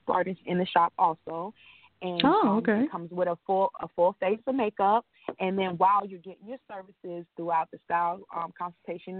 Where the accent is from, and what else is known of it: Ocala, Florida, United States; born or raised there